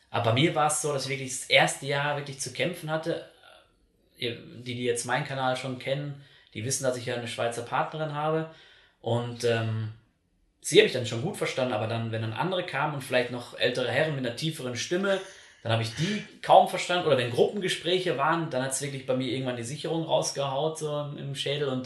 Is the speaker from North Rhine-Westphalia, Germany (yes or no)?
yes; North Rhine-Westphalia, Germany; ich komme aus dem Ruhrpott und da, sagt man halt so zum, zum Satz immer ne am Ende so.